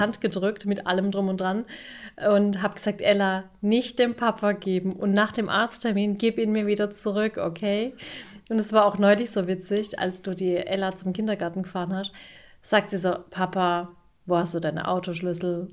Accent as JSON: {"language": "German", "country": "Turkey", "said": "ich bin ja auch Türkin"}